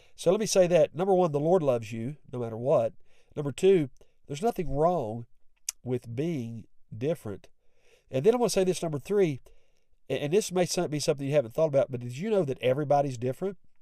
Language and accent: English; West Virginia, United States; I have an accent. I'm from West Virginia